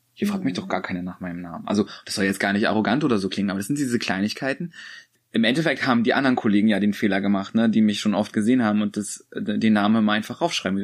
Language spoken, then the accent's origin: German; Rostock, Mecklenburg-Vorpommern, Germany; bei uns in Rostock